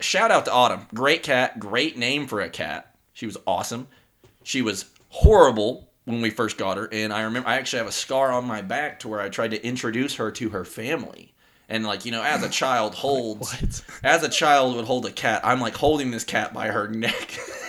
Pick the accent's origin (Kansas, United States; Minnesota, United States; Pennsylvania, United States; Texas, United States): Texas, United States; Humble; born there; So I was born in a small suburb of Houston, Texas.